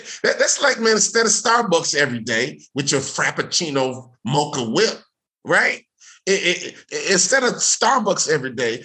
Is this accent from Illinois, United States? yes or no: yes; Chicago, Illinois, United States; I grew up in Chicago